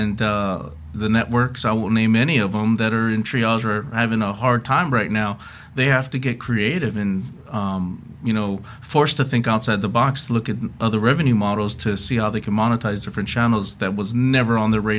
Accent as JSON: {"language": "English", "region": "Hawaii", "country": "United States", "also_born_or_lived": "Seattle", "said": "I'm originally from Hawaii, so growing up."}